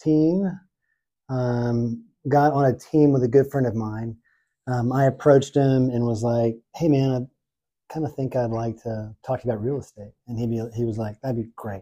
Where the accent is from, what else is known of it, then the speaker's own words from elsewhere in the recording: Houston, Texas, United States; also born or lived in Oxford, Mississippi; now in Nashville, United States; I'm from Houston, Texas originally